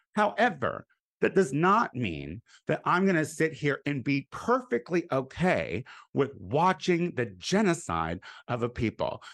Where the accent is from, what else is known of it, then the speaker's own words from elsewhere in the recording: Clinton, United States; moved away; I'm going back to Clinton this week. That's why I'm gonna be back in my hometown.